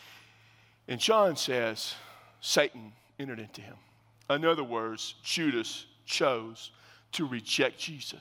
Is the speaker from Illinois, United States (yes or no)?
no; South Texas, United States; I am from South Texas, and my mama's mom was an unbelievable country cook